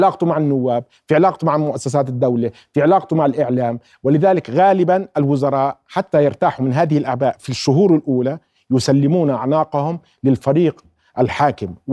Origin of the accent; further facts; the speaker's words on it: Jordan; احنا الموضه اللي صايره عندنا بالاردن